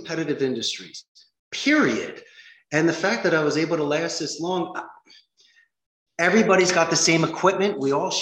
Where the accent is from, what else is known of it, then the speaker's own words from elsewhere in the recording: Philadelphia, Pennsylvania, United States; moved away as an adult; also born or lived in Arizona; now in Costa Rica; I'm from Philadelphia